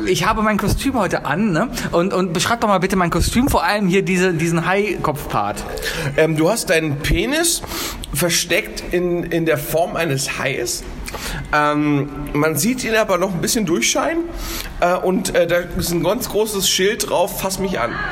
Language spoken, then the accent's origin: German; Hamburg, Germany; now in Cologne, Germany; ich als Hamburger, der in seinem Leben gesagt hat, ich komme jetzt hierher